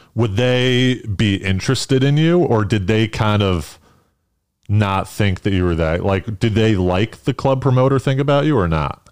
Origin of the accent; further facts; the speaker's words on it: East Coast, United States; moved away as an adult; now in New York, United States; I'm from the East Coast